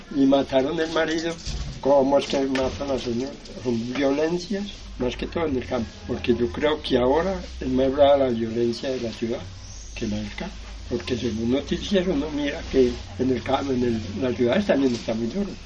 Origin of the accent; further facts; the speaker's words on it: Sevilla, Valle del Cauca, Colombia; also born or lived in Filadelfia, Caldas, Colombia; nací en un punto que llaman Filadelfia y trajeron al valle estando pequeño. Pero ya soy sevillano